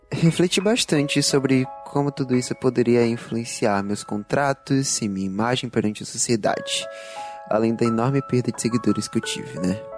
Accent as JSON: {"language": "Portuguese", "town": "Salvador", "region": "Bahia", "country": "Brazil", "accent": "baiano"}